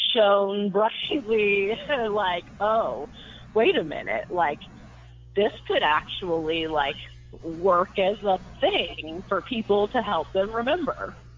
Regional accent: Midwest, United States; I'm from the Midwest

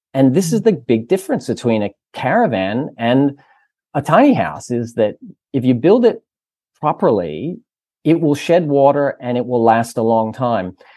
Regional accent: United States; moved away as an adult; now in Australia; the States was, which is my home country

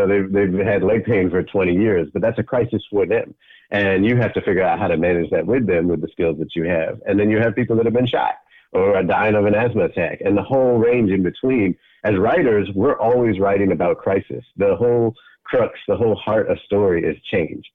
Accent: Boston, Massachusetts, United States; moved away; also born or lived in Brooklyn, New York; I'm from Boston originally. I lived in Brooklyn for 14 years.

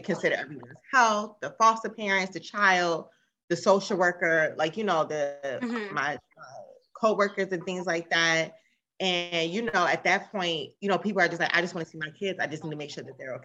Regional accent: Maryland, United States; I'm from Maryland.

